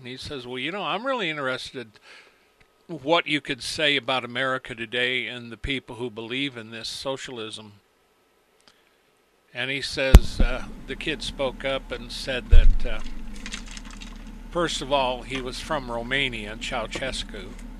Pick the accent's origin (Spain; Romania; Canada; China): China; now in United States; Growing up in Mao's China, all this is very familiar.